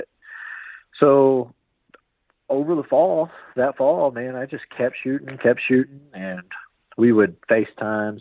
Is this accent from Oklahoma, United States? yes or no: yes; Norman, Oklahoma, United States; I am from Norman, Oklahoma, otherwise known as God's Country